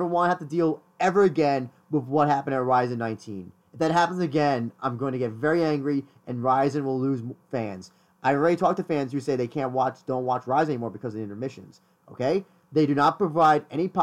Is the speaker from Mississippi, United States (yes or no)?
no; New York, United States; I'm not from New Jersey, Christian. I've never been from New Jersey. New York